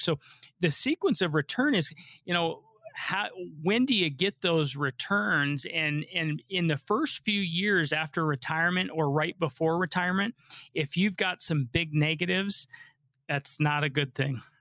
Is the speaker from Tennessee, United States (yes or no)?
no; Colorado, United States; Colorado, this is my home state. I was born and raised